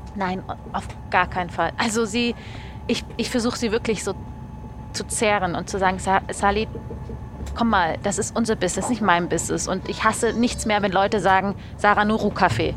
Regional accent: Munich, Bavaria, Germany; moved away as an adult; also born or lived in Berlin; now in Zurich, Switzerland; ich komme ja aus München

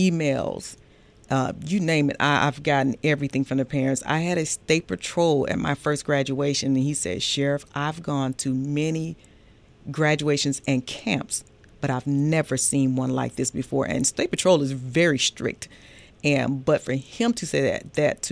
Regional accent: Atlanta, Georgia, United States; I grew up here. I'm actually a Grady baby, originally from Atlanta, Georgia. Grew up in the Kirkwood area

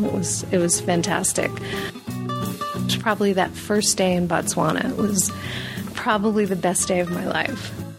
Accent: New York City, New York, United States; I'm a girl from New York City, okay?

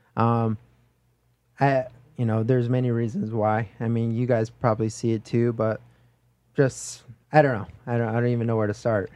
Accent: Oahu, North Shore, Hawaii, United States; moved away as an adult; now in Las Vegas, United States; I'm from Hawaii, Oahu, North Shore, Hollywood, Hawaii.

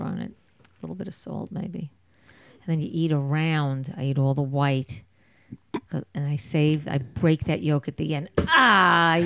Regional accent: New York, United States; also born or lived in Philadelphia; from New York

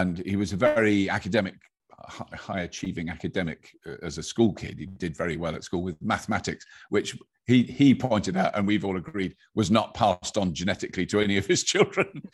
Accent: United Kingdom; British people are generally, have got an ear for an accent just because of the way, where, where we've grown up

